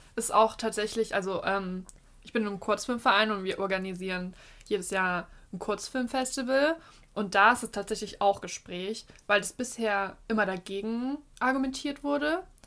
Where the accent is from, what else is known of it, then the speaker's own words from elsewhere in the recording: Leipzig, Saxony, Germany; mit meiner Familie bei uns in Leipzig